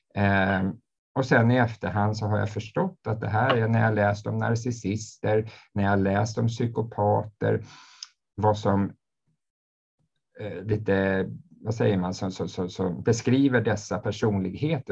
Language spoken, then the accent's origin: Swedish; Uppsala, Uppsala County, Sweden; jag är en man från Uppsala